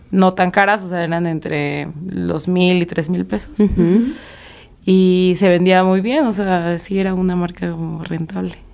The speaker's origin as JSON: {"language": "Spanish", "town": "Xalapa", "region": "Veracruz", "country": "Mexico", "said": "de Jalapa, Veracruz."}